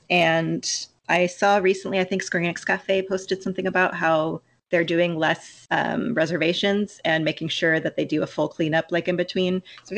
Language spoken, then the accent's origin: English; San Francisco Bay Area, California, United States; moved away as an adult; now in Los Angeles, United States; I grew up in the San Francisco Bay Area, and I've only lived in LA for the last few years of this job.